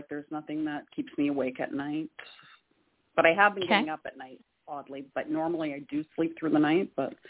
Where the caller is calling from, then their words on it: Ontario, Canada; I'm calling from Ontario.